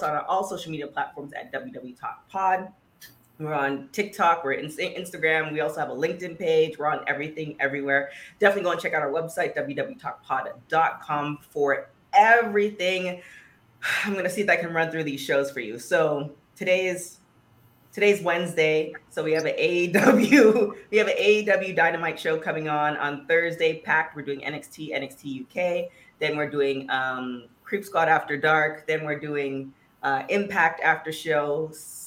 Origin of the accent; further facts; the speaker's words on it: Canada; I'm from Canada